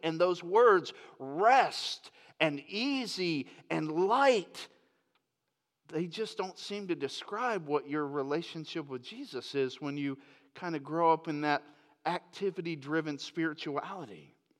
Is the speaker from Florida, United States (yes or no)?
yes; Lakeland, Florida, United States; moved away; also born or lived in Grand Rapids, Michigan; I grew up in Lakeland, Florida